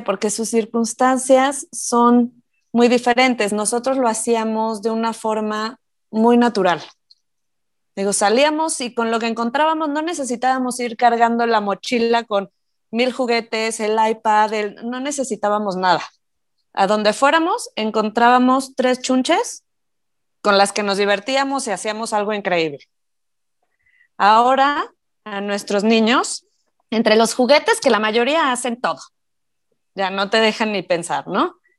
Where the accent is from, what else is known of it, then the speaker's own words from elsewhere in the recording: Morelia, Michoacán, Mexico; moved away; yo me acuerdo cuando era chiquita, digo, yo soy de provincia, yo soy de Morelia, entonces, me acuerdo perfecto que podíamos salir a jugar con mis primos